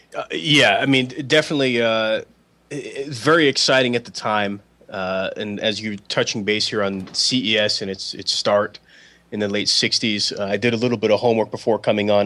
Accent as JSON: {"language": "English", "town": "New York City", "region": "New York", "country": "United States", "moved": "yes", "lives_now": "Portland, United States", "said": "I was born in the Bronx and I'm from Bronx, New York"}